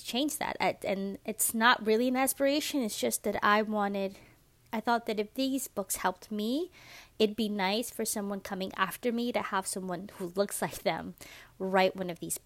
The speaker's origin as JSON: {"language": "English", "town": "New York City", "region": "New York", "country": "United States", "tie": "born or raised there", "also_born_or_lived": "Dominican Republic (ancestry)", "moved": "as an adult", "lives_now": "Georgia, United States", "said": "I am a Latina from New York City. I grew up in Washington Heights"}